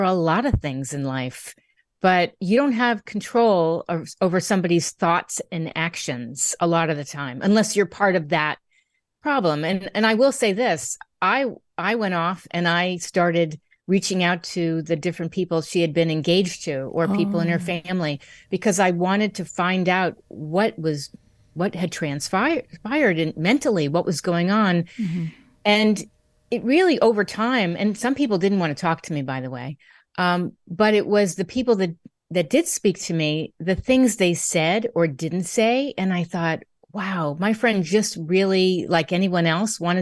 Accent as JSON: {"language": "English", "region": "Connecticut", "country": "United States", "tie": "born or raised there", "also_born_or_lived": "New York City", "moved": "yes", "said": "I was born in Connecticut, grew up in Connecticut, New York City"}